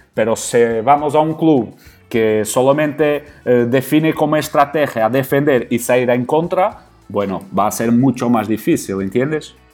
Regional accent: Portugal; Spanish is a second language; also born or lived in Qatar; soy un entrenador portugués

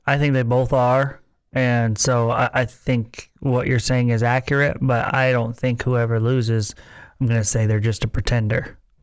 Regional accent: New York, United States; moved away as an adult; now in Texas, United States; I lived in New York the first 18 years of my life

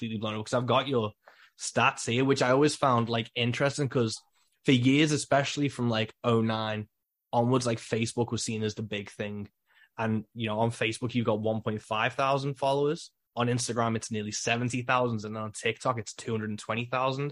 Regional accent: the Wirral, North West England, United Kingdom; I'm over the water from Liverpool on a little peninsula on the other side of the River Mersey and the Wirral

